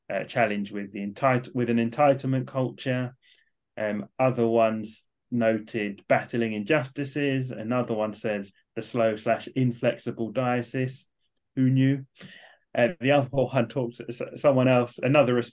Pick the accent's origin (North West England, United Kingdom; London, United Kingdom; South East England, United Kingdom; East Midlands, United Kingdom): London, United Kingdom; now in Manchester, United Kingdom; So I moved from London up to Manchester. I was definitely the only Southerner